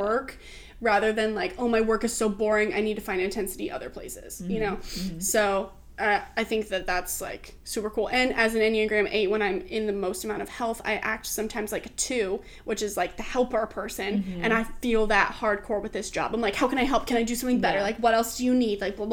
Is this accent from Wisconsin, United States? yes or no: no; Oregon, United States; now in Los Angeles, United States; growing up in Oregon, like plants everywhere.